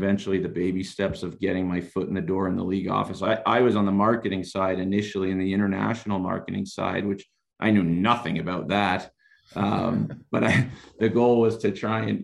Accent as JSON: {"language": "English", "area": "Rockland County", "region": "New York", "country": "United States", "tie": "born or raised there", "moved": "as an adult", "lives_now": "Denver, United States", "said": "I grew up in Rockland County, New York."}